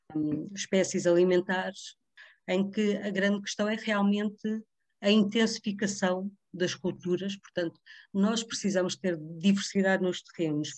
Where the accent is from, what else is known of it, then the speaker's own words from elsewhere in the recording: Vila Franca de Xira, Lisbon, Portugal; Eu também sou, sou do Ribatejo também, sou de, de, da zona de Vila Franca de Xira